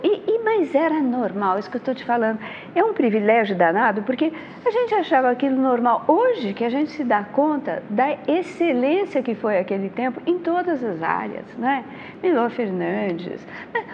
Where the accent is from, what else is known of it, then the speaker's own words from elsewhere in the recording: São Paulo, Brazil; Eu nasci em Higienópolis